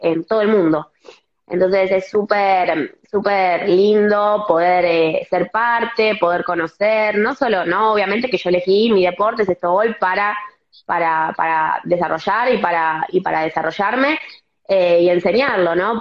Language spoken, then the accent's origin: Spanish; Buenos Aires, Argentina; yo soy, por ejemplo, de Capital, vivo cerca de, Vélez